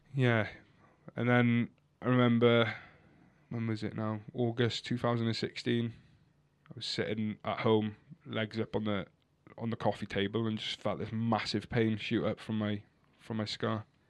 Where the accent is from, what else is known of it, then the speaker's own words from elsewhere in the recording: Cardigan, Wales, United Kingdom; they called me a Cardi 'cause I'm from Cardigan